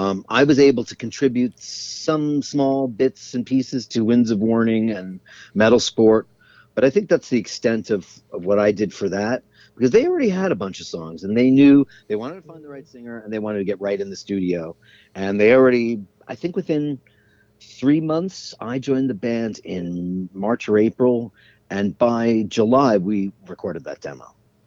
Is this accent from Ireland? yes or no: yes; Ireland; I went down there, and meanwhile, I'm as Irish as get out, you know.